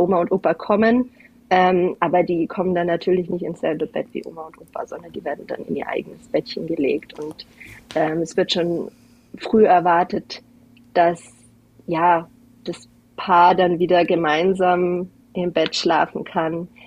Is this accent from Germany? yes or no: no; Algarve, Portugal; now in Kufstein, Austria; Ich bin nämlich Deutsche, aber ich bin in Portugal an der Algarve aufgewachsen